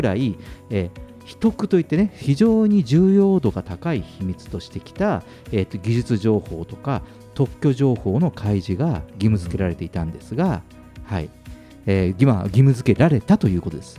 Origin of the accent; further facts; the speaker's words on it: Fukuoka, Japan; now in Tokyo, Japan; 僕の実家の福岡